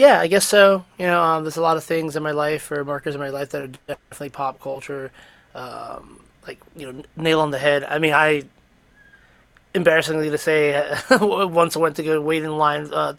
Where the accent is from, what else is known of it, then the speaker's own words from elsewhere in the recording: New York, United States; our growing up in New York